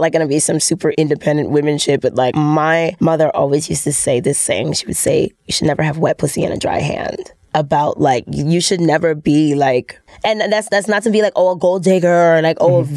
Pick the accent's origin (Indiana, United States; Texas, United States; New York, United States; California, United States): New York, United States; New York City; I'm from New York City